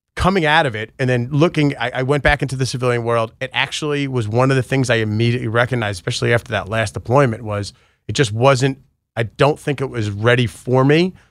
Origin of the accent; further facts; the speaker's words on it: New York, United States; moved away; I grew up in New York too